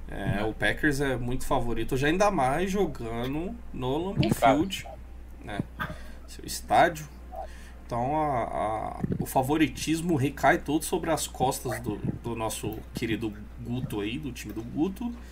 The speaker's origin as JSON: {"language": "Portuguese", "region": "Rio de Janeiro", "country": "Brazil", "tie": "born or raised there", "said": "eu cresci lá no Rio"}